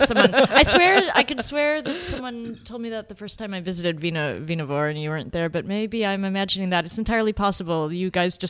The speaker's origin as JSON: {"language": "English", "region": "Midwest", "country": "United States", "tie": "born or raised there", "moved": "yes", "said": "someone who grew up in the Midwest"}